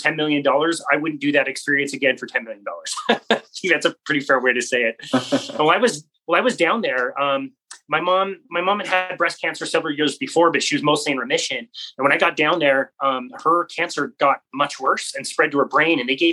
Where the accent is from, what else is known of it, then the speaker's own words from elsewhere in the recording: Utah, United States; a 19-year-old white kid from Utah